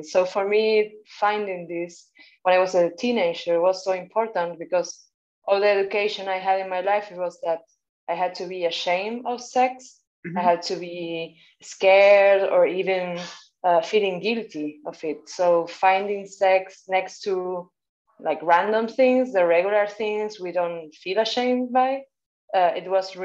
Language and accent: English; Buenos Aires, Argentina; now in Barcelona, Spain; I am from Argentina, but based in Barcelona.